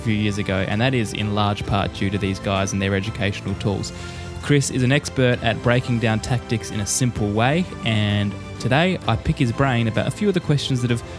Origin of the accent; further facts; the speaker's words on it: Australia; as an Australian who hadn't watched much of it before